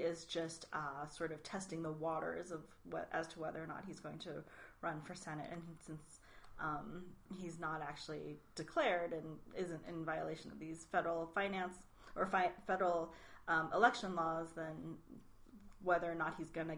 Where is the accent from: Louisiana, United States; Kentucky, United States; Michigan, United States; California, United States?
California, United States; as a Californian